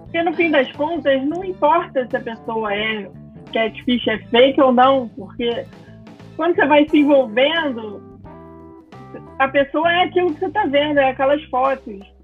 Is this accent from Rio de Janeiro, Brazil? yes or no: yes; Rio de Janeiro, Brazil; sou do Rio